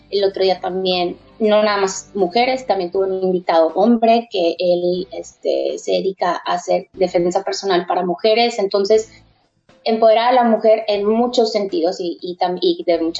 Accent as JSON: {"language": "Spanish", "country": "Mexico", "also_born_or_lived": "Barcelona, Spain", "moved": "as an adult", "lives_now": "New Zealand", "said": "em, yo soy de México, estoy aquí en Nueva Zelanda recién llegada, llegué hace dos meses, em, vengo de Barcelona y allá estuve viviendo cuatro años"}